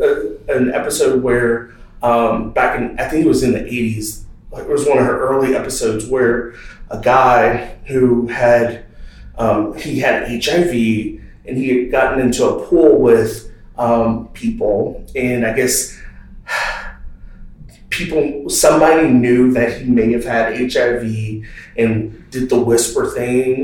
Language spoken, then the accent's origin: English; Texas, United States; growing up in the South, Texas, the South, raised by Baptist preachers